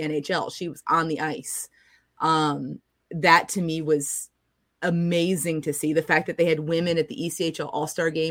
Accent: Norfolk, Virginia, United States; now in Jacksonville, United States; I grew up in Norfolk

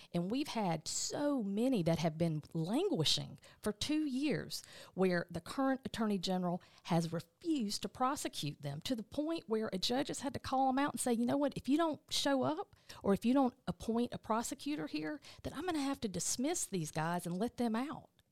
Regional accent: Eastman, Georgia, United States; moved away; also born or lived in Atlanta, Georgia; I'm originally, uh, from Dodge County, which is South Georgia

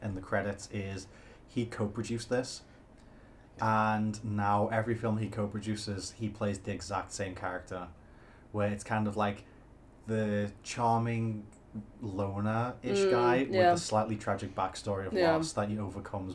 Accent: United Kingdom; I'm British

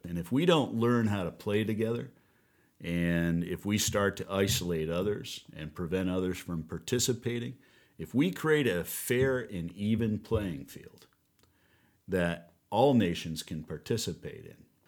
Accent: United States; moved away as an adult; also born or lived in New Orleans; we moved back from New Orleans back home here, crazy, in our own backyard where I was born and raised

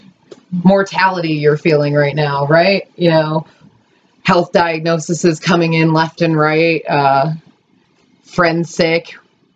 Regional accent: Maryland, United States; Maryland crab dip. That's my hometown flair

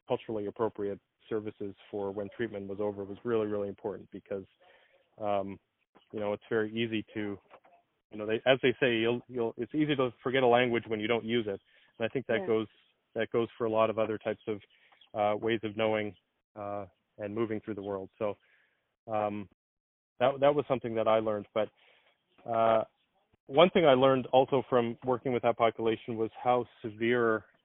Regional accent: Winnipeg, Manitoba, Canada; also born or lived in Toronto; I'm from Winnipeg, Manitoba

